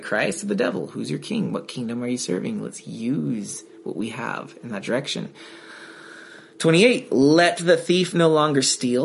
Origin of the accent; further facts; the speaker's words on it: United States; I'm an American too